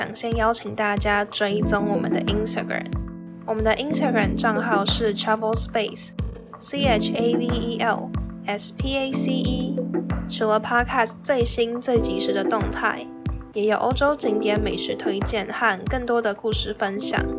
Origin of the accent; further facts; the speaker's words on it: Taiwan; 我是土生土长的台湾人，